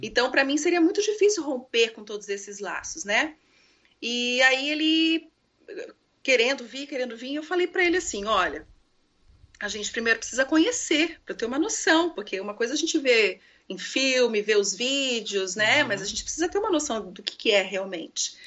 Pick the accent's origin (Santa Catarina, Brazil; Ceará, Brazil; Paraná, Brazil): Paraná, Brazil; Maringá; moved away as an adult; also born or lived in Rio de Janeiro; now in Coconut Creek, United States; Não nascida lá, mas eu fui criada né, é, lá, então eu me considero paranaense